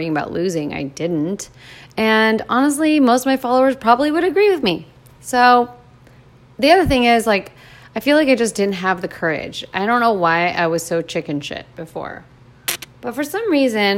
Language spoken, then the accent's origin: English; United States; I was born in America